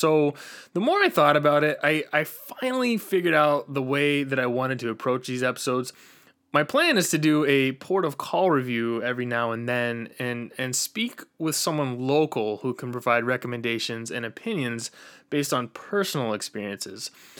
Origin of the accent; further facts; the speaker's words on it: Northeast, United States; I'm from the Northeast.